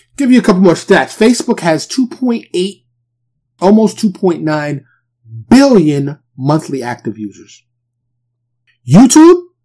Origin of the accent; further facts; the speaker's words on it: New York City, New York, United States; I grew up in New York City and the projects, they're like little cities